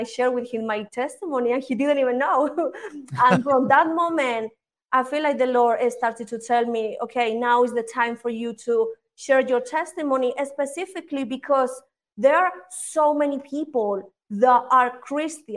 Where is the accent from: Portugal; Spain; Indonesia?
Spain; moved away as an adult; also born or lived in United Kingdom; now in Colombia; I am originally here from Colombia, but I moved when I was really young to Spain. In Spain, I was raised until my dad died, until I was like 19, 20, and then I moved to the UK